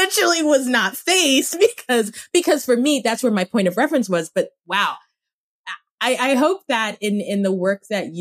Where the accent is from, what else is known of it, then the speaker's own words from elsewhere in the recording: Cameroon; moved away; I grew up in Cameroon, so the French is there